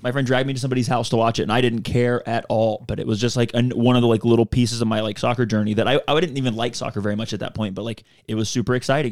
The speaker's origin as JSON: {"language": "English", "town": "Chattanooga", "region": "Tennessee", "country": "United States", "tie": "born or raised there", "said": "growing up here"}